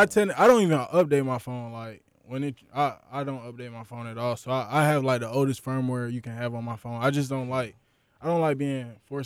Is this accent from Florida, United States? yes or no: yes; Florida, United States; You know, I'm from Florida, Florida.